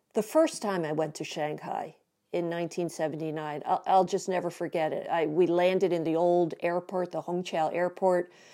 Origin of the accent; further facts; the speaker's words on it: Philadelphia, Pennsylvania, United States; I grew up in Philadelphia